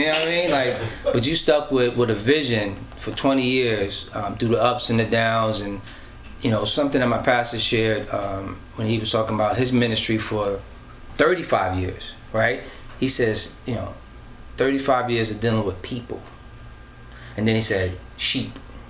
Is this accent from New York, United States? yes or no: yes; Bronx, New York, United States; I'm from the Bronx too.